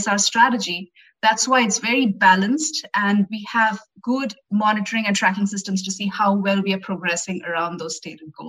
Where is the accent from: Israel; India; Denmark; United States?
India; I'm from India and I've traveled extensively in India